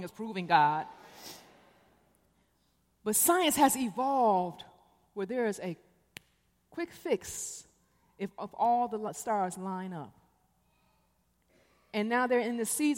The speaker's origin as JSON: {"language": "English", "town": "Detroit", "region": "Michigan", "country": "United States", "tie": "born or raised there", "also_born_or_lived": "Korea / Chicago", "moved": "yes", "said": "I'm from Detroit. I was born in Korea, but I spent most of my life in Detroit, Michigan. I went to high school in the Cass Corridor"}